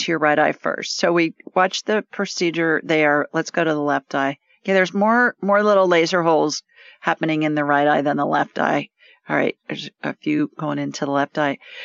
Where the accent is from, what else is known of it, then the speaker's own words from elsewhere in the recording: Columbus, Ohio, United States; I grew up in central Ohio in Columbus